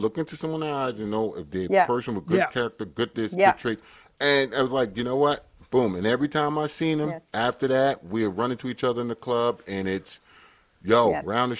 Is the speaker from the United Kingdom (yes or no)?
yes; England, United Kingdom; I'm English. I'm from Britain.